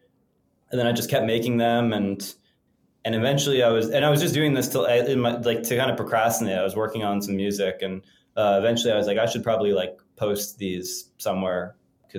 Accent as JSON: {"language": "English", "country": "United States"}